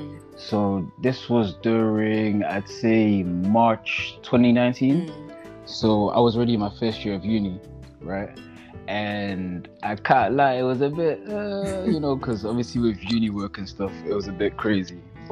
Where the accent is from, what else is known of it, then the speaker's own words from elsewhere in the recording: Netherlands; now in England, United Kingdom; So my inspirations, well, because I'm from Holland, because I moved to England from Holland, I listen to like …, …, they're like Dutch artists.